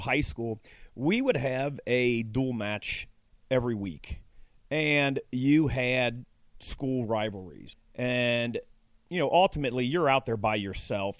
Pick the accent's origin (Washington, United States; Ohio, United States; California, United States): Ohio, United States; Cincinnati; I grew up in Central Fairmount, which was kind of the one of the lower suburbs of, of Cincinnati